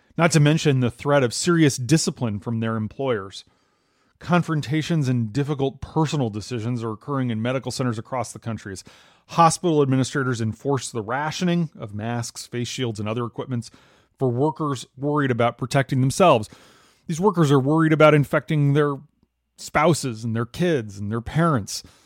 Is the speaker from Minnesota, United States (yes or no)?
yes; Minnesota, United States; moved away; my home state